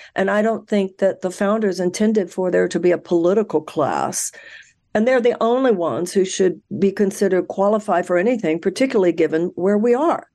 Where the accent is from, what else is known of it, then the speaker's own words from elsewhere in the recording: Houston, Texas, United States; I was born in Houston, Texas. I was raised there.